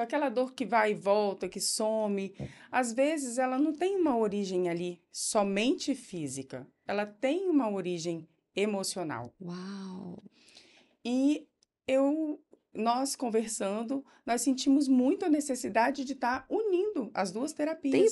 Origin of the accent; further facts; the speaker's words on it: Linhares, Espírito Santo, Brazil; also born or lived in Vitória; Em 2007, eu voltei para minha cidade natal, fiquei trabalhando lá, trabalhei em várias clínicas, trabalhei em hospitais, uhum. em todos uhum. os hospitais de Linhares